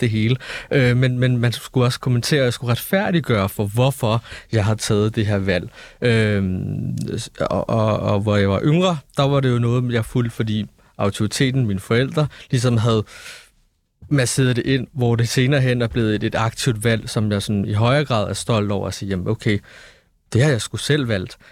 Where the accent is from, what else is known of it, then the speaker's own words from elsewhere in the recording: Denmark; nu er jeg født og opvokset i Danmark